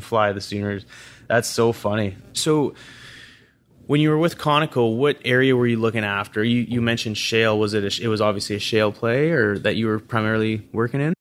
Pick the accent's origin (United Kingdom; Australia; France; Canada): Canada; Calgary, Alberta; growing up in Calgary